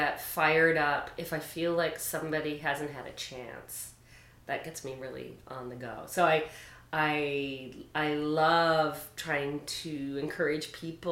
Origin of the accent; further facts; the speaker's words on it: St. John's, Newfoundland and Labrador, Canada; moved away; I grew up in St. John's